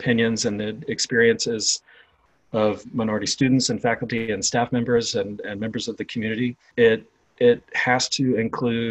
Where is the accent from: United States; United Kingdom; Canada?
United States; Atlanta, Georgia; moved away; also born or lived in Louisiana; I was born in Louisiana, raised in Georgia in the 1970s and 1980s